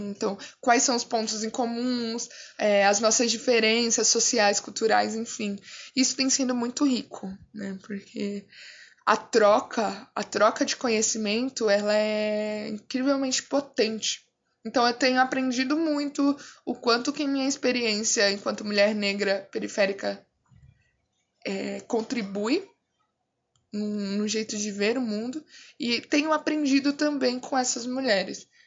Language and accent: Portuguese; Guarulhos, São Paulo, Brazil; Eu, eu fui criada na periferia de Guarulhos, no Pimentas.